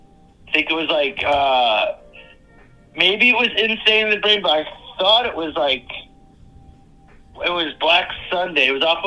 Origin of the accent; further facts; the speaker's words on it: Cleveland, Ohio, United States; also born or lived in Fairview Park, Ohio; living in Cleveland, growing up in Cleveland